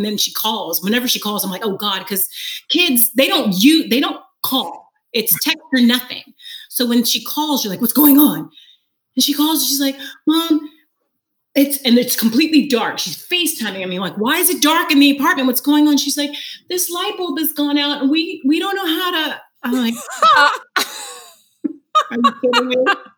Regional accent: Fresno, California, United States; moved away as an adult; also born or lived in New York; I moved from Fresno, California, all the way to New York to go to college.

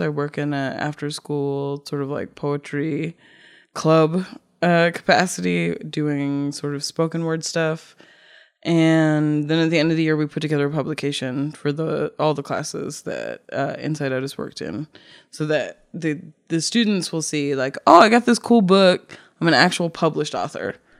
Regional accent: Cape Cod, Massachusetts, United States; moved away; also born or lived in Brooklyn; I grew up in Cape Cod

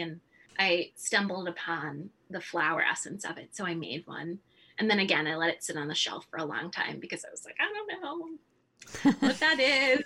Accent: California, United States; moved away as an adult; now in Midwest, United States; I was born in California, which I think is a very far cry from where I am today, which is the middle of winter in the Midwest.

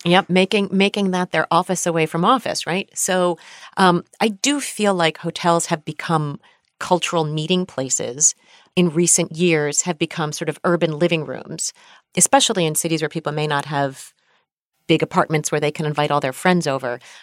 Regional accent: United States; we are American

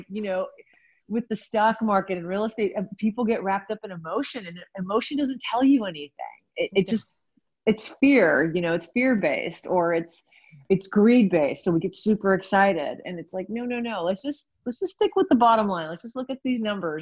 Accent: California, United States; I'm from California

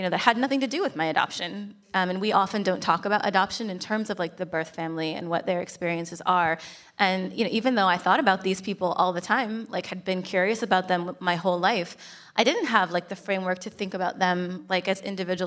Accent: Oregon, United States; moved away as an adult; I spent the first 18 years of my life in Oregon, so always great to come back to my home state

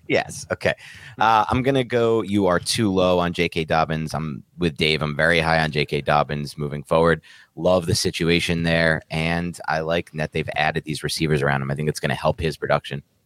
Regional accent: East Coast, United States; I'm from the East Coast.

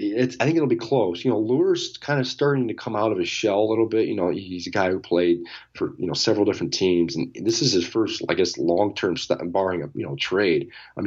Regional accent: Detroit, Michigan, United States; We're from Detroit, so I think you know, as a Detroiter, you feel this attachment to him just because of the city.

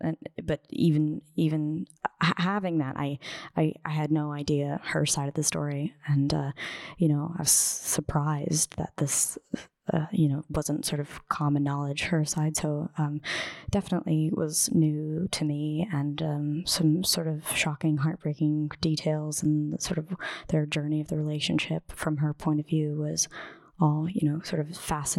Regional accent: Tennessee, United States; I grew up in the Southern Midwest. I was, you know, born in Tennessee, grew up going to Graceland as a kid.

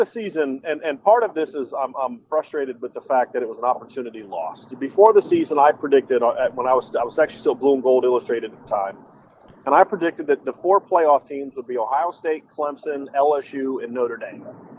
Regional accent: Lima, Peru; now in Virginia Beach, United States; I grew up in Lima. My grandmother still lives in Lima

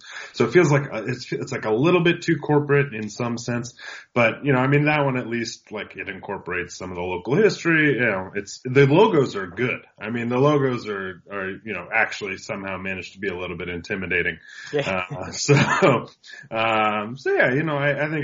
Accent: Pacific Northwest, United States; I'm from the Pacific Northwest, so I'm used to the Aqua Sox. I'm used to the Rainiers.

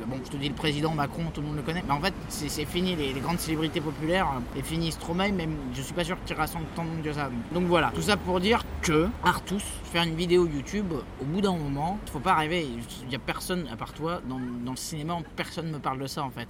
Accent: France; on est français, on n'est pas anglais

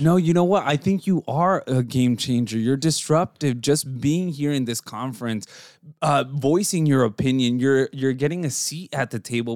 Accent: Mexico; moved away; growing up in Mexico

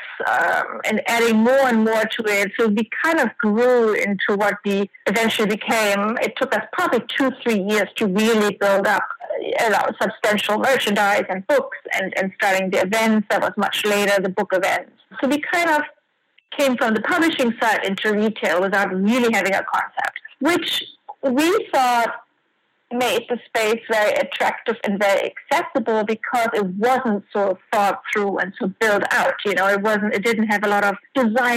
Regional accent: Germany; moved away as an adult; also born or lived in France; now in New York, United States; I'm originally from Germany, worked in Art World, Sotheby's, and you know, a couple of museums

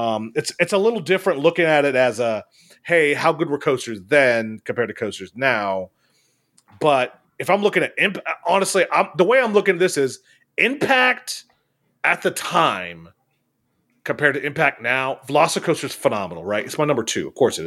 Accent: Michigan, United States; I'm from Michigan.

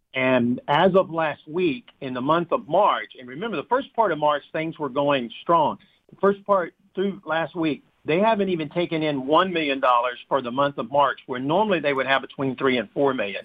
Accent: United States; we're Americans

